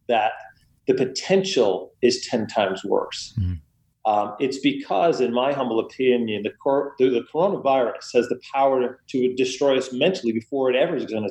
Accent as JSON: {"language": "English", "country": "United States", "tie": "born or raised there", "said": "I was born and raised right outside New York City. In fact, my bedroom overlooked Lower Manhattan, and I could see them build the World Trade Center."}